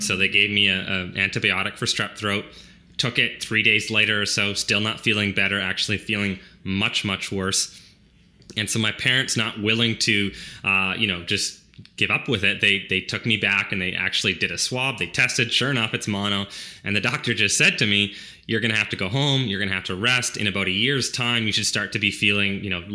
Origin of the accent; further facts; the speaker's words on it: Chilliwack, British Columbia, Canada; But I grew up on a small dairy farm in Chilliwack